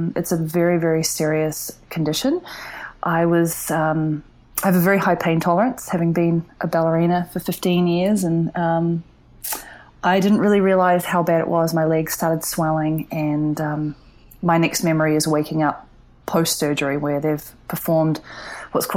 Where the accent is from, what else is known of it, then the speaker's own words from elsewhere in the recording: New Zealand; now in San Francisco, United States; as a kid growing up in New Zealand